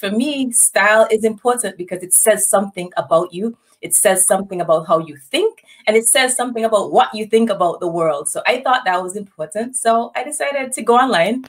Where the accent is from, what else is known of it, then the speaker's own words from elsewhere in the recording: St. Kitts & Nevis; moved away as an adult; now in St. Louis, United States; I was born and raised in St. Kitts